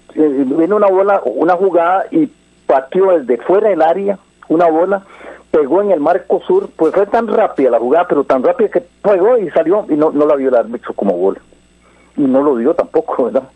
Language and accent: Spanish; Guadalupe, San José, Costa Rica; also born or lived in Santo Domingo de Heredia; yo soy de Guadalupe, criado con Álvaro, McDonald